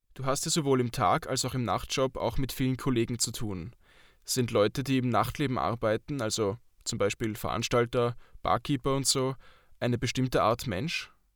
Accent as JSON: {"language": "German", "country": "Austria", "said": "Bei uns hat Alkohol wohl auch einen höheren Stellenwert als in der Schweiz"}